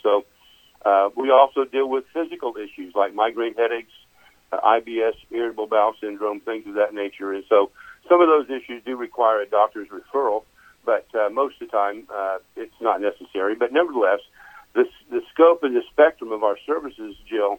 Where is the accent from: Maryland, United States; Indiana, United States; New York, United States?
Indiana, United States; Kokomo; moved away as an adult; I grew up in Kokomo, Indiana